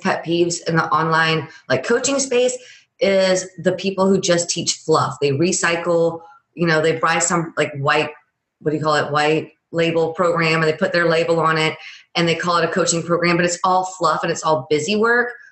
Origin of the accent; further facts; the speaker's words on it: Louisiana, United States; I'm from Louisiana